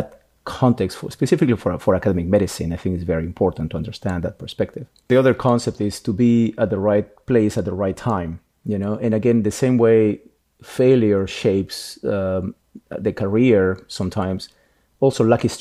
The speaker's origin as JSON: {"language": "English", "country": "Peru", "tie": "born or raised there", "moved": "yes", "said": "I'm Peruvian. I was born in Peru"}